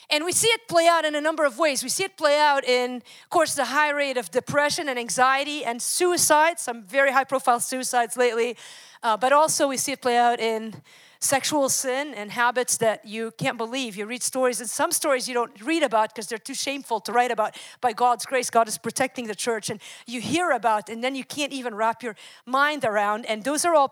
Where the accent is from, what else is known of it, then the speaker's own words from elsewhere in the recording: Wisconsin, United States; I'm from Wisconsin.